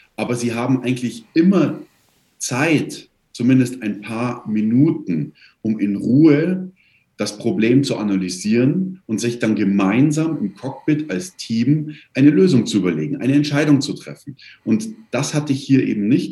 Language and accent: German; Kirchheim bei München, Bavaria, Germany; Ich komme aus Kirchheim bei München